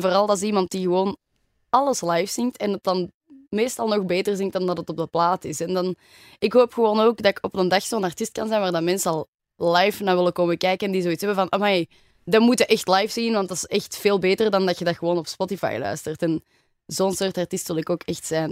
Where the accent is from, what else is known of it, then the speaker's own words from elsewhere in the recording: Antwerp, Flanders, Belgium; also born or lived in Germany; ik ben echt geboren en getogen in Antwerpen.